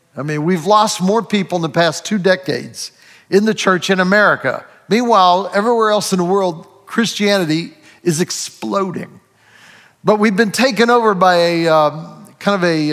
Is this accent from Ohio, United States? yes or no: yes; Ohio, United States; I was born in Ohio